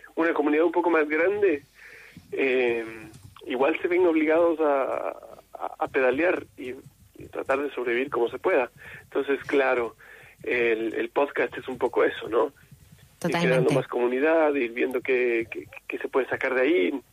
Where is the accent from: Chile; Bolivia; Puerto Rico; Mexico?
Chile